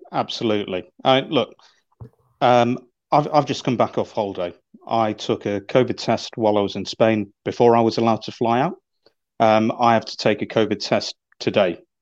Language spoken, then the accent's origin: English; United Kingdom; also born or lived in Rajkot (grandfather); I'm based in London. I'm born and brought up in the U K, and I, I'm English.